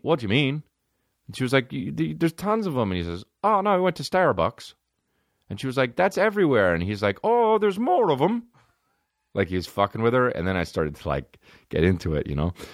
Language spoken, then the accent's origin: English; Los Angeles, California, United States; I'm from L A.